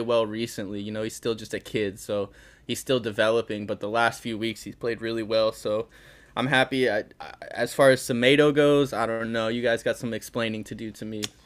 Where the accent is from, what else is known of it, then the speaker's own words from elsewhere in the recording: Connecticut, United States; I grew up in Connecticut